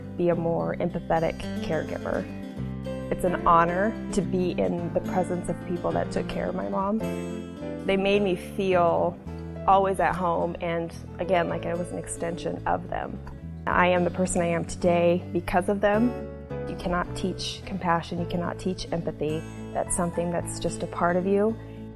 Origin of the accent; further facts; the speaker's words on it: Hastings, Nebraska, United States; I was born and raised here in Hastings, Nebraska